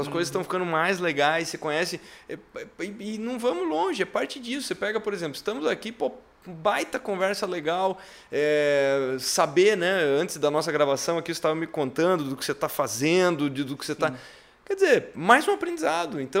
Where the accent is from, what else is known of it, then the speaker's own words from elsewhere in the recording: Santa Catarina, Brazil; eu sou catarinense.